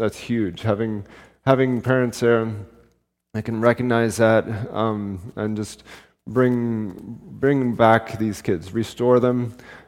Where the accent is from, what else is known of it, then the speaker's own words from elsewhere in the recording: Canada; we're from Canada, but we came back to Canada a couple months ago.